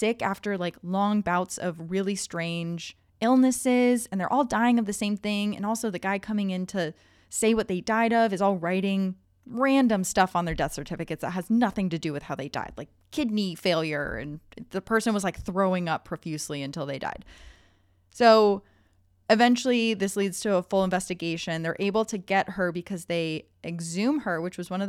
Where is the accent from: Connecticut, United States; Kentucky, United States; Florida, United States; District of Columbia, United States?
Connecticut, United States; my family has lived in the same town for, I think I went as far back as the 1680s